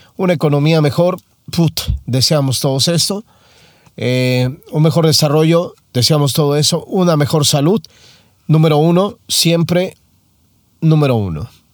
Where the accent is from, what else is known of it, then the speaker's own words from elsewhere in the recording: Mexico; Soy mexicano